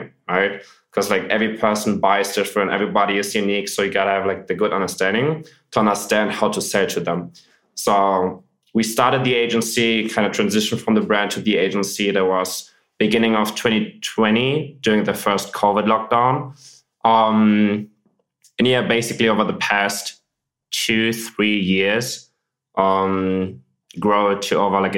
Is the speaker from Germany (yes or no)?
yes; Germany; I grew up in Germany. I grew up in like a small city north of Hamburg. I'm living in Hamburg now.